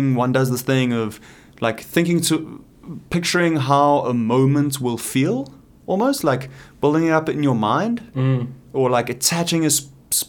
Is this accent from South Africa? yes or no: yes; South Africa; now in Canada; obviously I feel South African, obviously I associate completely with South Africa